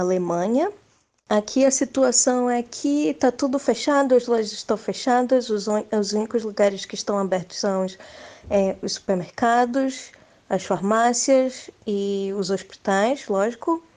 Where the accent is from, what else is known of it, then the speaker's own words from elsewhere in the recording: Belém, Pará, Brazil; now in Saarbrücken, Germany; eu sou paraense de Belém